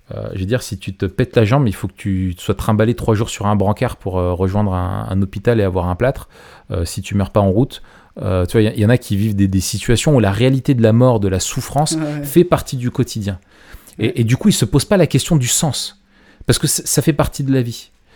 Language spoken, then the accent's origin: French; Grenoble, Auvergne-Rhône-Alpes, France; je suis grenoblois